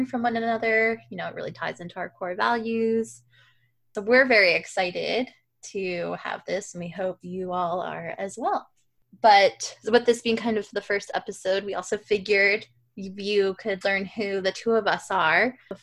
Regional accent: Worcester, Massachusetts, United States; moved away as an adult; also born or lived in Boston, Massachusetts; now in Portland, United States; I am originally from Worcester, Massachusetts, but I'm currently living in Portland, Maine

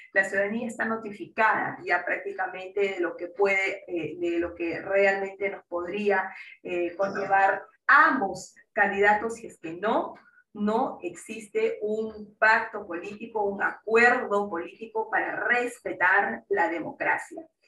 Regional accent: Peru; como peruanos y peruanas que somos

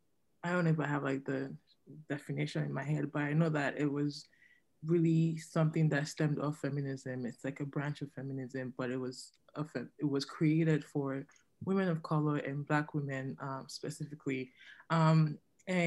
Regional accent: Nigeria; now in Canada; as a Nigerian woman

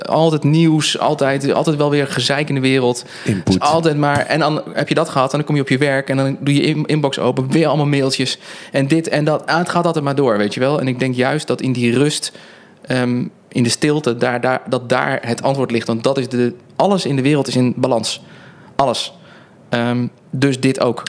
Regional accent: Netherlands; wij natuurlijk als Nederlanders

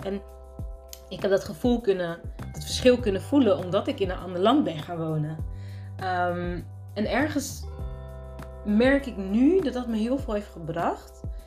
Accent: Netherlands; moved away as an adult; also born or lived in Rotterdam / Abu Dhabi; ik ben in Nederland geboren

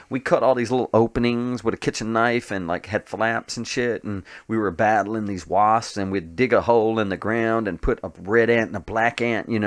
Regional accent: Tennessee, United States; also born or lived in New Jersey / Colorado / Indiana / Alabama; I mean, I was born in Tennessee, but I've moved out since then. Uh, I've lived in uh, I lived in New Jersey. I lived in uh, Colorado. I lived in um, Indiana. I lived in um, uh, Alabama.

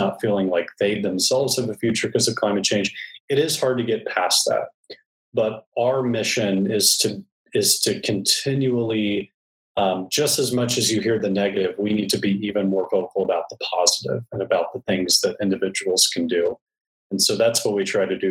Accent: Texas, United States; as a Texan

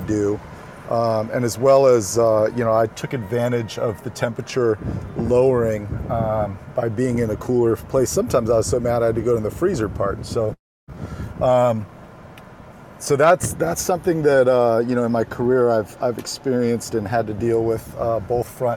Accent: Sacramento, California, United States; I grew up in Sacramento, so as one Sactown kid to another

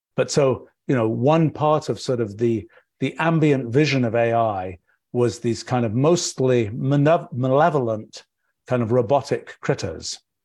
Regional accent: England, United Kingdom; I was growing up in England

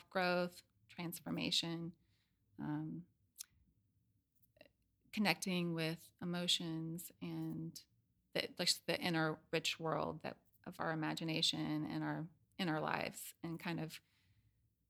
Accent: Knoxville, Tennessee, United States; moved away as an adult; also born or lived in Seattle; now in Atlanta, United States; I grew up in Knoxville, Tennessee, and I could not wait to leave and go somewhere else

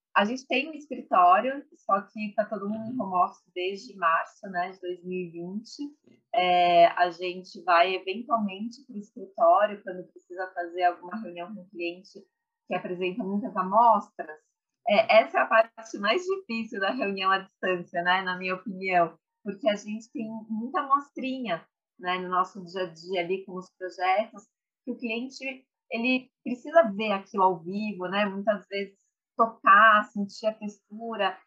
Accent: São Paulo, Brazil; sou nascida e criada em São Paulo

